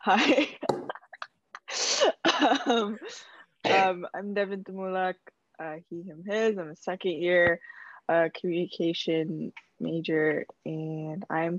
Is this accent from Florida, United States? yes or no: no; Fairfield, California, United States; I am from NorCal, Fairfield. I don't rep Fairfield, by the way. The 707 area.